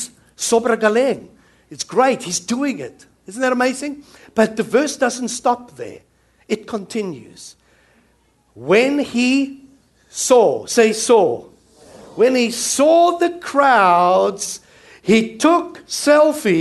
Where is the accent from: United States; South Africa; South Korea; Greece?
South Africa; now in New Zealand; Coming from South Africa, I'm South African